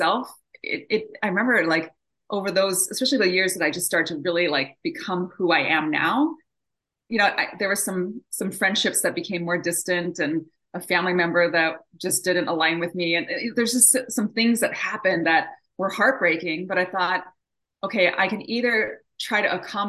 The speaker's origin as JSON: {"language": "English", "country": "Japan", "tie": "born or raised there", "moved": "yes", "said": "I was born and raised over in Japan, and I'm half Japanese, half American. And so I was born and raised in a bicultural home."}